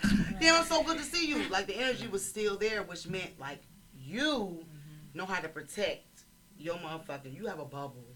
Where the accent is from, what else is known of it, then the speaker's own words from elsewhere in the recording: Chicago, Illinois, United States; I'm from Chicago